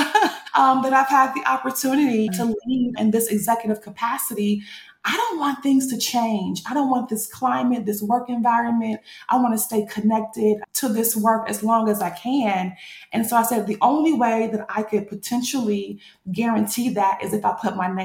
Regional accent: Battle Creek, Michigan, United States; I'm a brand new fundraiser for a nonprofit in my hometown, Battle Creek, Michigan

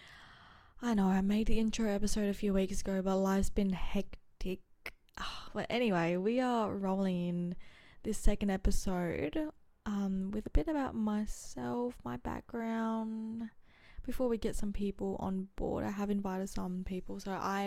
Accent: Adelaide, South Australia, Australia; also born or lived in Geraldton, Western Australia; I was born in Geraldton, Western Australia, so that's WA, I think. Oh, it's like 4 to 5 hour drive from Perth. Grew up in Adelaide ever since I was 2

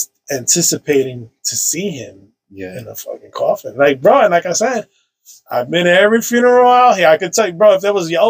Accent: New York City, New York, United States; I grew up on Sherman Ave between 167 and 164

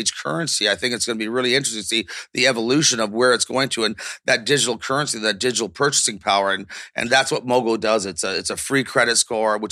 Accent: Toronto, Ontario, Canada; growing up on Yonge Street, Toronto

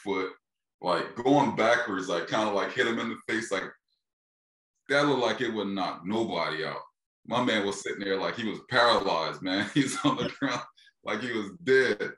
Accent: Philadelphia, Pennsylvania, United States; I'm from Philly

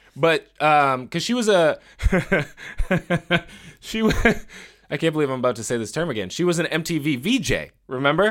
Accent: Boston, Massachusetts, United States; I am also a Boston boy

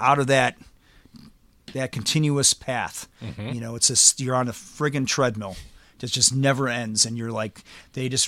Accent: Chicago, Illinois, United States; also born or lived in Louisville; being Chicagoan

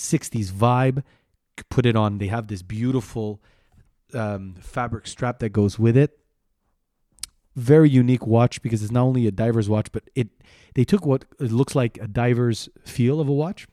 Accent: Canada; I'm proudly Canadian.

